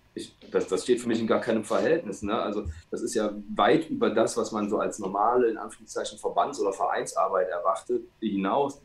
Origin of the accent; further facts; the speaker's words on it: Rhineland, Germany; bei uns im Rheinland